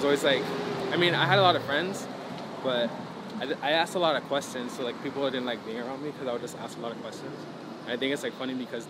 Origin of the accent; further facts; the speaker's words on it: Miami, Florida, United States; I was born in Miami, born and raised out there.